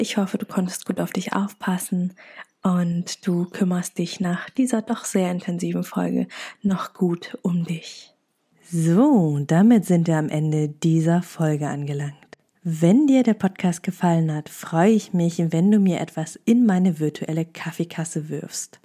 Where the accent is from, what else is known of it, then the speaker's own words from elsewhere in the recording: Lower Saxony, Germany; ich bin ja in Niedersachsen auf dem Dorf aufgewachsen